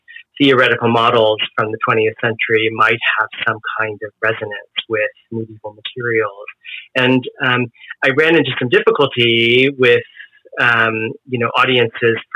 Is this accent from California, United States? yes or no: yes; Bay Area, California, United States; moved away as an adult; I was from California. I was raised in the Bay Area, and I wanted to return